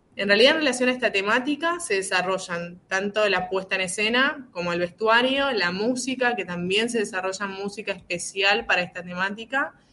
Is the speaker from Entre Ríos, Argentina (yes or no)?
yes; Concepción del Uruguay, Entre Ríos, Argentina; Yo soy de Concepción del Uruguay, es una ciudad vecina de Gualeguaychú, a 80 kilómetros